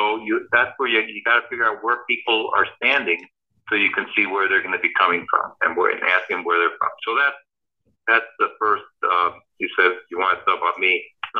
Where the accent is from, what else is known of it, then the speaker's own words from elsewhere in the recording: Chicago, Illinois, United States; English is a second language; moved away as an adult; also born or lived in Cuba / New York / Houston; now in Miami, United States; So in 1966, my family came to Miami. My dad got a job in Chicago, so I grew up in Chicago, went to college and law school there.